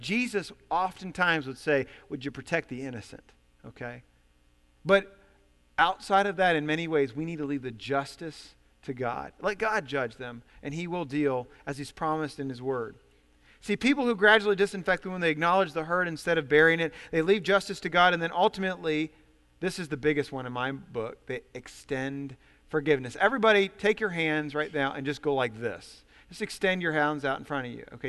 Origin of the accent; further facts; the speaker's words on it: Ohio, United States; I come from Ohio, and, uh, I'm the oldest of five kids. We had seven people, seven people in our family in a very small home